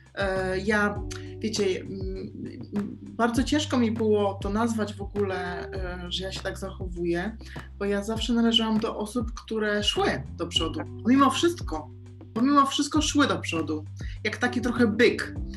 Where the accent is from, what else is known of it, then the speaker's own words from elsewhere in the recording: Poland; moved away as an adult; now in Mallorca, Spain; dlaczego ja wyjechałam z Polski